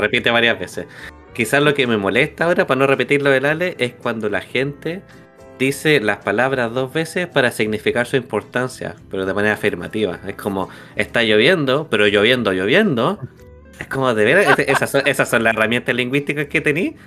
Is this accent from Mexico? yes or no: no; Chile; soy chileno